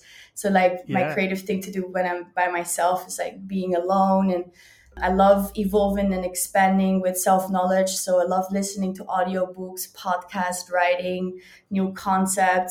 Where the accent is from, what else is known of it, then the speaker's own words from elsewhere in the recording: Cape Town, Western Cape, South Africa; also born or lived in Netherlands; now in Brazil; Born in Holland and raised in Cape Town, South Africa with my grandparents.